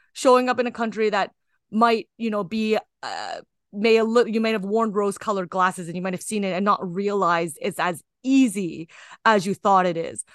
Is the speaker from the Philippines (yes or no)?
no; Kitchener, Ontario, Canada; I'm Canadian born Chinese, so I just sort of was born into a society. And I, I grew up in Kitchener-Waterloo